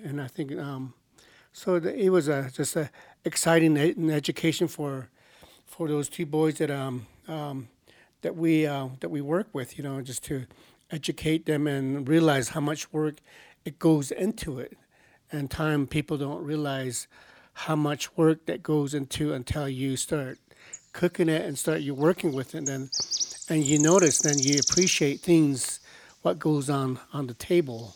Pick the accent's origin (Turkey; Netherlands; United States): United States; Pinyon, Arizona; I'm from a place called Pinyon, Arizona